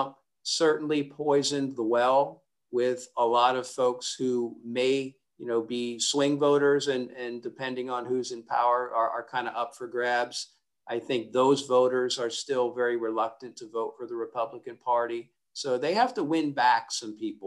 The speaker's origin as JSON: {"language": "English", "region": "Pennsylvania", "country": "United States", "tie": "born or raised there", "said": "my home state of Pennsylvania"}